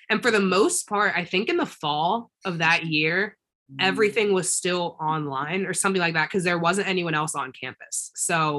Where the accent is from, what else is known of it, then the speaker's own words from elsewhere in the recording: Calvert County, Maryland, United States; I'm from Calvert County